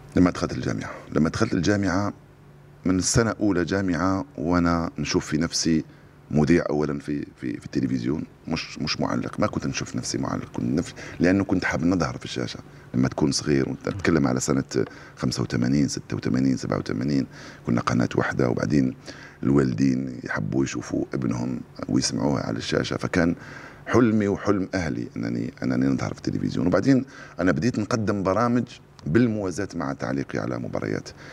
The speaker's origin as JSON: {"language": "Arabic", "country": "Algeria", "tie": "born or raised there", "said": "فكبرت على الإذاعة الجزائرية"}